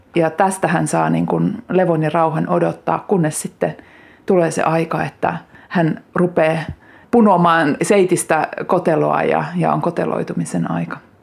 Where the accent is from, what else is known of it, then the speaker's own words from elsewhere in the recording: Kiihtelysvaara, North Karelia, Finland; also born or lived in Lemi; now in Lappeenranta, Finland; Syntymäseutu on kiihtelysvaara ja nyt kun asun Lappeenrannassa